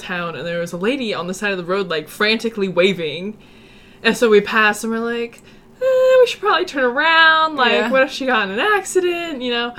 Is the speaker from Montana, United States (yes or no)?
yes; Montana, United States; And I'm from Montana, and I'm just like...